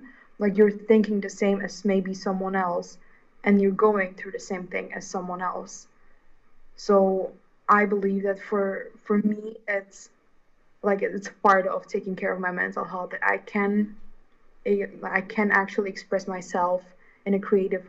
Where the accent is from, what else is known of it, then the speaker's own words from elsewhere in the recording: Hungary; English is a second language; like, I'm from Hungary and I have the same kind of problem of being my authentic self within a country and culture that, like, feels so oppressive in a way